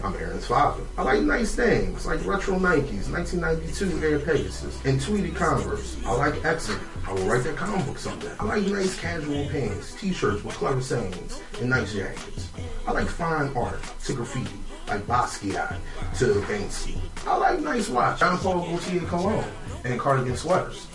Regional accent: Philadelphia, Pennsylvania, United States; I'm from North Philly

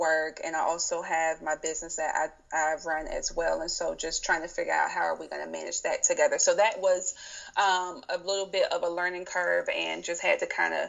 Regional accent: South Carolina, United States; now in Baltimore, United States; I currently live in Baltimore, Maryland, and but I'm originally from South Carolina, so I'm a Southern girl.

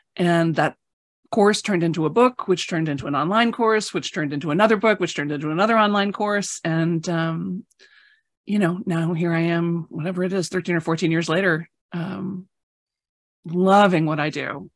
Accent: Chicago, Illinois, United States; I grew up in Chicago

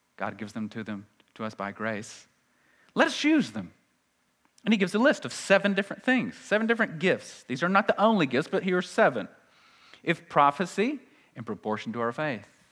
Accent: United States; We're very American

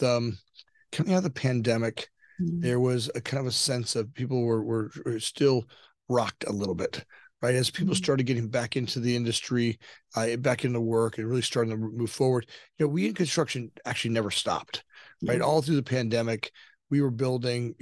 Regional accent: Southern Florida, United States; moved away as an adult; now in Chicago, United States; I grew up down in Southern Florida

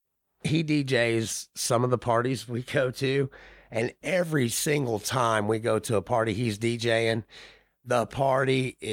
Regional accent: Indiana, United States; So we're from Indiana and you Southern folks.

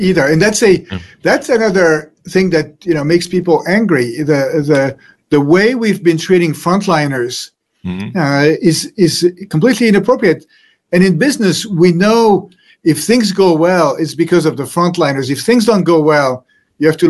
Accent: France; moved away; So I was born in France, century, and I grew up in a happy family. I had three brothers, studied in France

